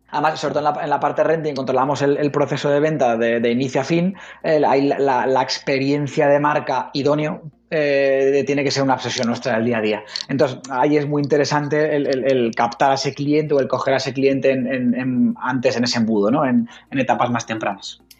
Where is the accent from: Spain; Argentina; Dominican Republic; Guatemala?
Spain; Logroño, La Rioja; also born or lived in Zaragoza; Riojanito convencido. Nací aquí en, en, en Logroño y aquí, vamos a, a, a morir aquí por, por, por Logroño